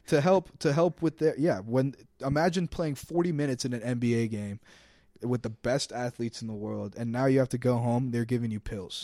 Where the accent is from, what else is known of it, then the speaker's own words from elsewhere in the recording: Fishers, Indiana, United States; I'm from Fishers, Indiana, very Republican, turning Democratic area.